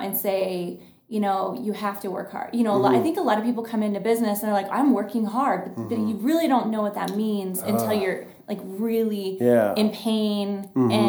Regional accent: Washington, United States; also born or lived in Austin, Texas; now in Billings, United States; we are from Washington State, and then we lived in Austin

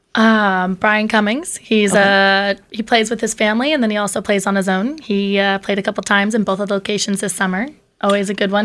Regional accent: Westhampton Beach, New York, United States; moved away as an adult; now in North Fork, United States; I'm originally from West Hampton Beach

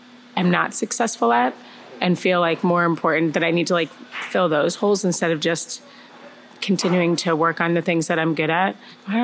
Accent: Connecticut, United States; moved away as an adult; now in Chicago, United States; I was born in Chicago, but grew up in Connecticut

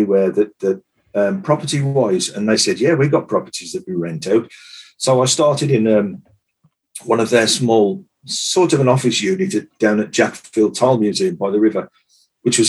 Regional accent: Cannock Chase, West Midlands, United Kingdom; moved away as an adult; now in Shropshire, United Kingdom; I'm from Cannock Chase area. I've been living in this area for like 30 years or so.

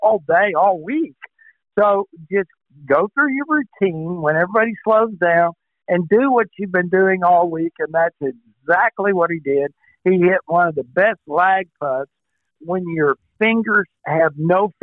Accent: Oklahoma, United States; also born or lived in California; I'm from a state that'll whip your ass if you don't shut up

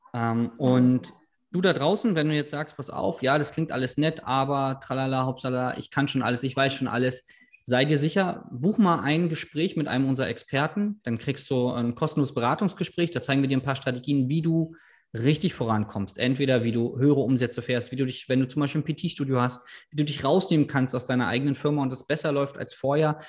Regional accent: Berlin, Germany; ich komme ja aus Berlin

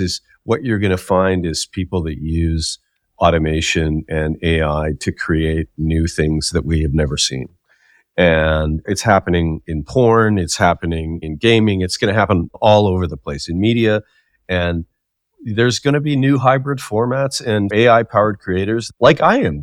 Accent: Saskatchewan, Canada; when I was growing up in Saskatchewan

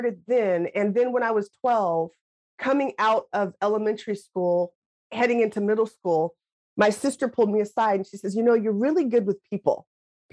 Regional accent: Lacey, Washington, United States; growing up in Lacey, Washington

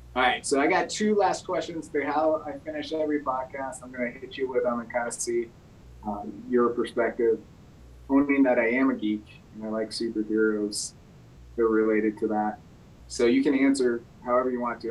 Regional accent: Belchertown, Massachusetts, United States; I grew up in Belchertown

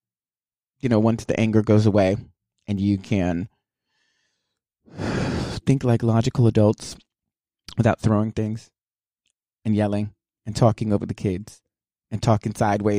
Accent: Houston, Texas, United States; We're both from the South. I'm from Houston

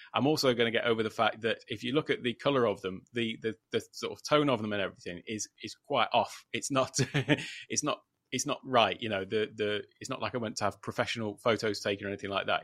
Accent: United Kingdom; moved away as an adult; now in Thailand; from the U K originally, in case anybody hadn't gathered that from my accent

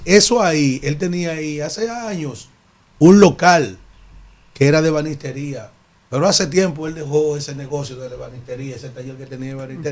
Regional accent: San Cristóbal, Dominican Republic; moved away; Yo estoy tan perdido de mi pueblo, de San Cristóbal

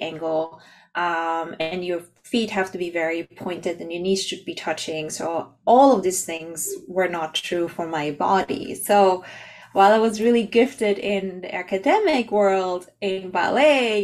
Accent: Austria; moved away as an adult; also born or lived in Canada; I'm from Austria

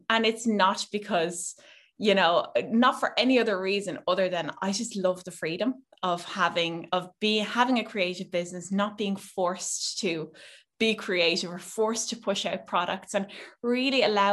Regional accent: Netherlands; now in Ireland; I grew up in Holland mostly.

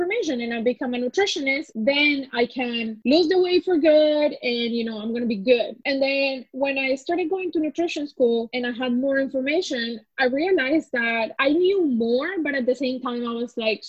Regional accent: Colombia; now in Canada; So I am actually from Colombia. I've been in Canada 14 years now, and I came as a refugee.

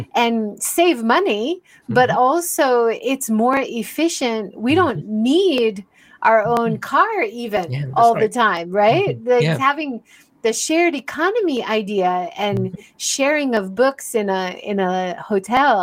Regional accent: United States; now in Japan; growing up in America

